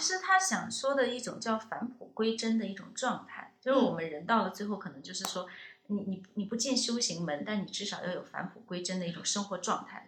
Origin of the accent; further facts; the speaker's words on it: China; 我们中国人